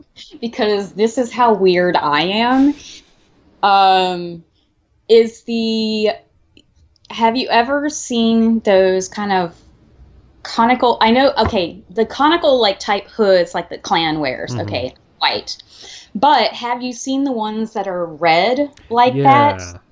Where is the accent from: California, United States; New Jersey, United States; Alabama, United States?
Alabama, United States; I grew up in Alabama.